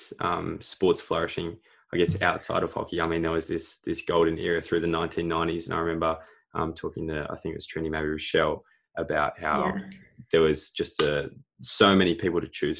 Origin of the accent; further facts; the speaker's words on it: Sydney, New South Wales, Australia; I'm from Sydney